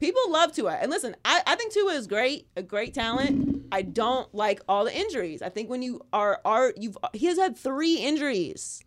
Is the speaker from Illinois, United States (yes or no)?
no; Pittsburgh, Pennsylvania, United States; I'm from Pittsburgh.